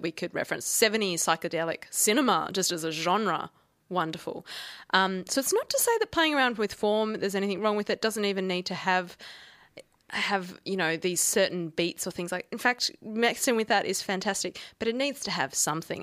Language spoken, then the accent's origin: English; Australia; accent: Australian; my Australian accent